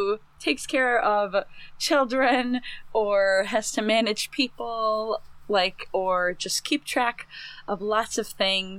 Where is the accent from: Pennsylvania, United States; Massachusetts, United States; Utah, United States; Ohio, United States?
Ohio, United States; Northeast; I grew up in Northeast Ohio.